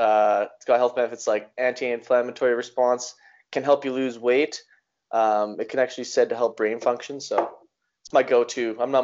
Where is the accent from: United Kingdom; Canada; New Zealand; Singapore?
Canada; Innisfail, Alberta; I grew up in Innisfail, and he took me to this place called the Chinese Boxing Connection.